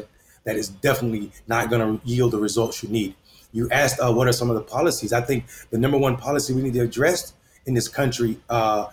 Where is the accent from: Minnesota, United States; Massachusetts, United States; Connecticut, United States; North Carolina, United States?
North Carolina, United States; Enfield; I'm running for mayor of my hometown, Enfield, North Carolina